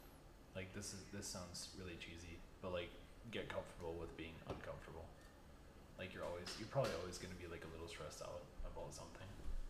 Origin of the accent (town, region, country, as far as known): Wisconsin, United States; born or raised there